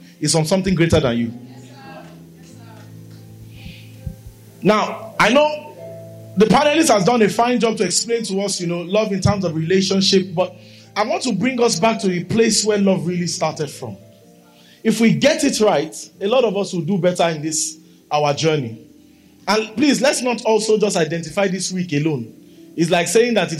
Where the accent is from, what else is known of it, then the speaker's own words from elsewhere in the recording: Nigeria; I'm a Nigerian. My passport, my tongue, my birth, my name